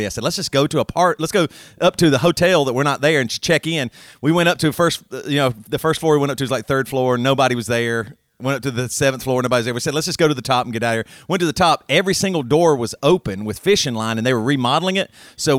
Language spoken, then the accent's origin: English; Greer, South Carolina, United States; moved away as an adult; now in Seattle, United States; we grew up in Greer, South Carolina, didn't have anything to do.